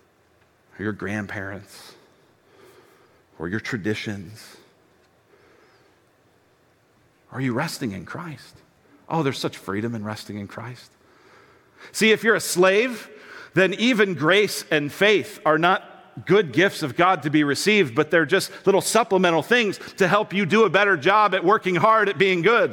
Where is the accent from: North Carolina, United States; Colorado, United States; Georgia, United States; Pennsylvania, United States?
Colorado, United States; Denver; I grew up in Denver, Colorado